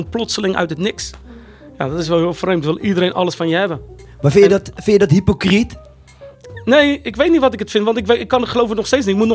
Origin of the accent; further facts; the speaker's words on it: Rotterdam, South Holland, Netherlands; born there; Ik ben geboren in Rotteknor, Rotterdam.